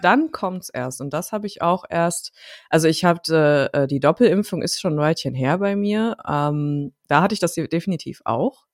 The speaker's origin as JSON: {"language": "German", "town": "Dortmund", "region": "North Rhine-Westphalia", "country": "Germany", "tie": "born or raised there", "said": "in meiner Heimatstadt Dortmund"}